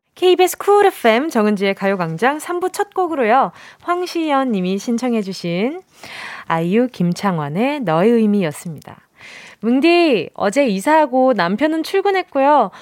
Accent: Busan, South Korea; 저도 저 완전 경상도

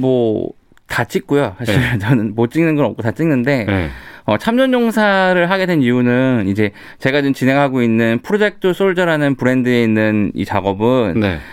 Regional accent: South Korea; 저는 제가 한국 사람이고 제 나라인데

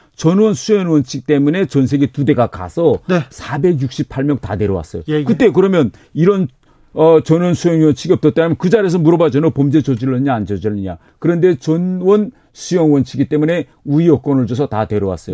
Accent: North Korea; also born or lived in United Kingdom; now in South Korea; 저는 이북 출신이니까

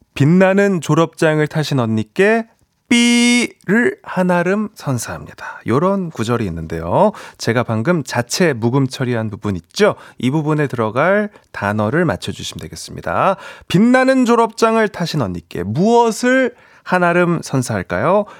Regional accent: South Korea; 저도 음. 딱 한국 사람인지

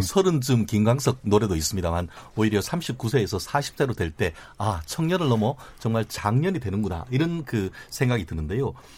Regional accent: Daegu, South Korea; moved away; also born or lived in Gwangju; 저는 개인적으로 고향이 대구입니다만

